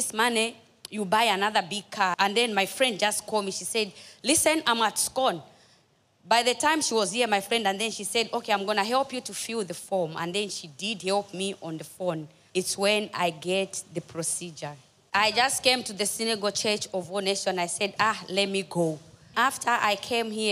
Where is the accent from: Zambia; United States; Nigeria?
Zambia; now in Cape Town, South Africa; I'm from Zambia, living in South Africa, Cape Town